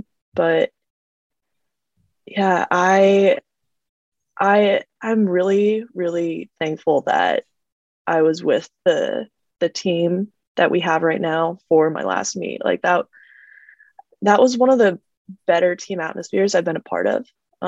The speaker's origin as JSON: {"language": "English", "region": "Arizona", "country": "United States", "tie": "born there", "said": "Which is funny because I'm actually not. I was born in Arizona."}